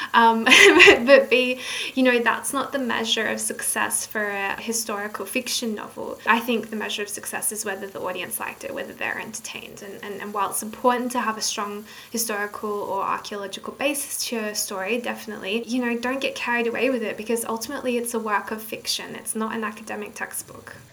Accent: Australia; also born or lived in northern England; now in England, United Kingdom; I'm from Australia

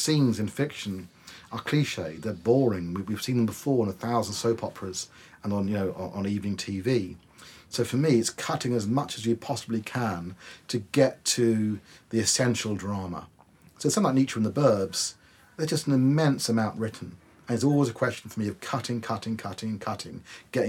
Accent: Wokingham, South East England, United Kingdom; my hometown of Wokingham.

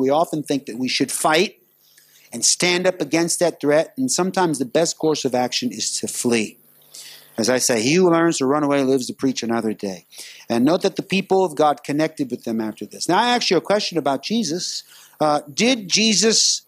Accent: United States; now in Singapore; I'm from America

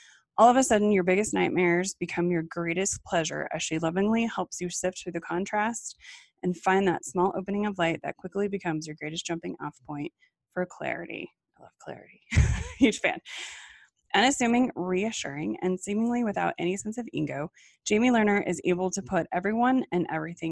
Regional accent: Colorado, United States; So I grew up in Colorado

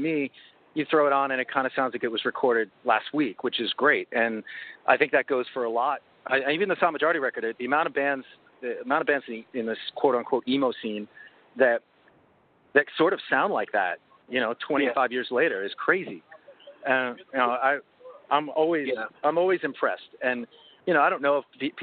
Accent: North Bellmore, New York, United States; I grew up in North Elmo

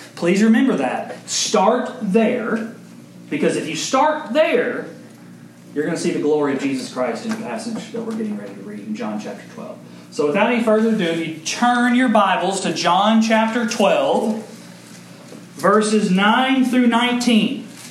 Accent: Owensboro, Kentucky, United States; There's a local hero in my hometown. There's only like five people that are famous from Owensboro, Kentucky

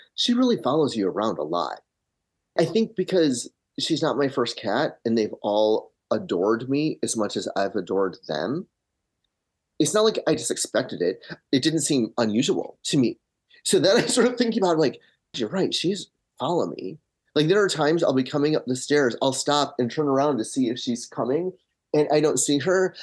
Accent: Michigan, United States; moved away as an adult; now in Los Angeles, United States; I grew up in Michigan, have been in L A for twenty years.

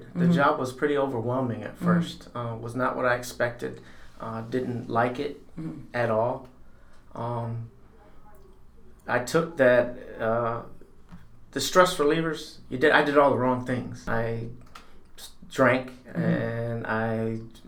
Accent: Winthrop Harbor, Illinois, United States; also born or lived in Zion, Illinois; Grew up and born and raised in Winter Harbor, but then I went to Zion schools.

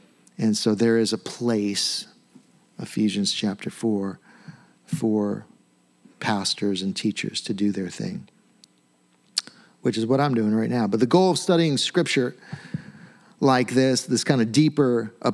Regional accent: United States; We're very American

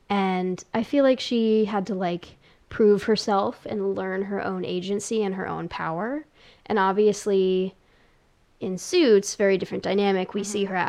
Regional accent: United Kingdom; I'm British. I have to enjoy it.

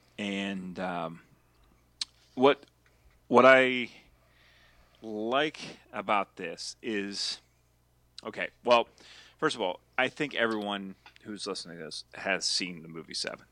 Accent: Altoona, Pennsylvania, United States; born or raised there

